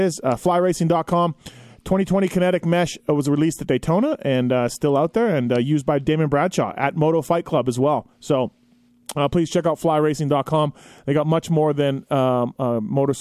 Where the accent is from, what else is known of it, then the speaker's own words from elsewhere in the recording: Canada; I'm Canadian